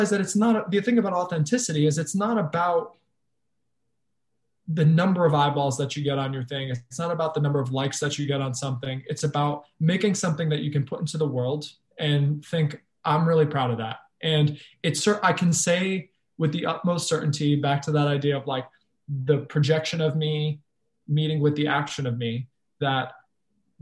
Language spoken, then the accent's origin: English; Fall River, Massachusetts, United States; moved away; going back to my hometown